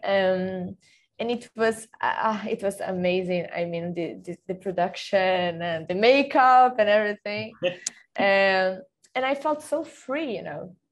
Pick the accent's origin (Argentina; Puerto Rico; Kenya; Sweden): Sweden; English is a second language; also born or lived in Brazil / Stockholm; when I was nine, actually, because uh, it was when I moved from Brazil to Sweden with my family